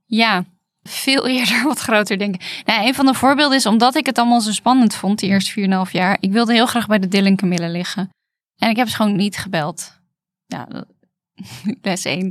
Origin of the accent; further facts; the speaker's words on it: Netherlands; wij komen uit Nederland